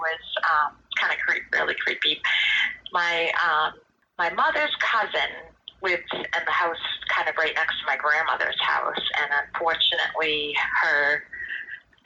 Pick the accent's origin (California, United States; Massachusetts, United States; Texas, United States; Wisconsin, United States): Massachusetts, United States; North Brookfield; when we were growing up in North Brookfield